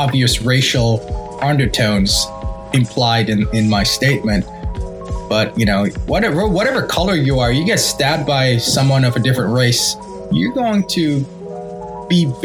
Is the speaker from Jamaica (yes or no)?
yes; Jamaica; I'm Jamaican.